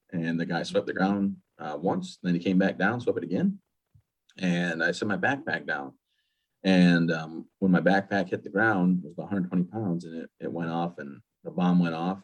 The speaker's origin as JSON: {"language": "English", "region": "Michigan", "country": "United States", "tie": "born or raised there", "moved": "as an adult", "lives_now": "Maine, United States", "said": "I actually grew up in Michigan"}